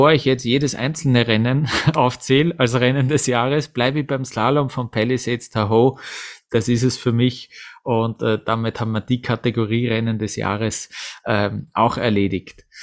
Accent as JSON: {"language": "German", "country": "Austria", "said": "auch die erste Abfahrt von Kitzbühel bleibt mir natürlich als, äh, als, ja, als Österreicher in Erinnerung"}